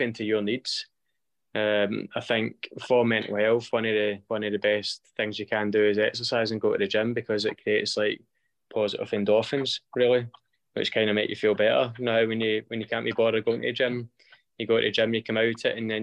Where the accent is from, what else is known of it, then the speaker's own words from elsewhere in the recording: East Kilbride, Scotland, United Kingdom; we've got the job as the strength and conditioning coaches at East Kilbride, so that's my hometown club